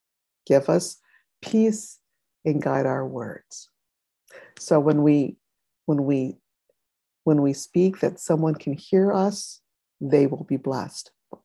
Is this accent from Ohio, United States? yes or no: yes; Ohio, United States; I was from Ohio too, years ago.